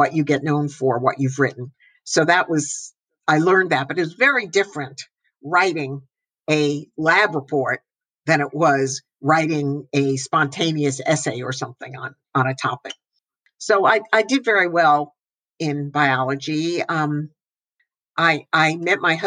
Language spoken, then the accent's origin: English; northern New Jersey, United States; I grew up in New Jersey, northern New Jersey